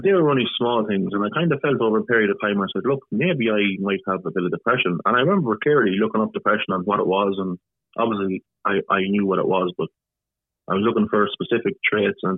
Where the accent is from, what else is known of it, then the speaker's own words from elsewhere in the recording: Ireland; I grew up normally in Ireland